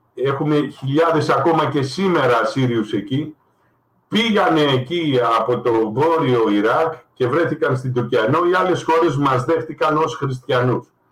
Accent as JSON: {"language": "Greek", "country": "Greece", "said": "εγώ είμαι Έλληνας πολίτης ασυριακής καταγωγής"}